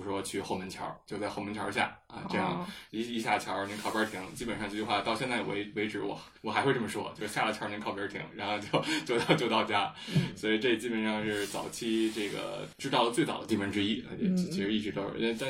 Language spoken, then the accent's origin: Chinese; Beijing, China; 算是出生在中轴线上吧，因为差没差太太多米，差了一百米吧，大概是。